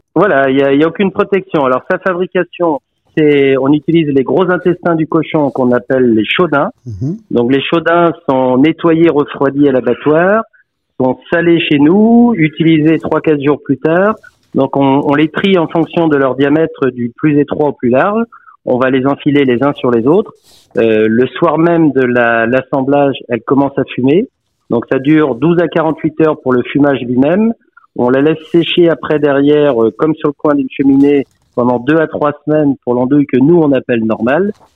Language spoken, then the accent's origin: French; Brittany, France; on est très fiers de notre Bretagne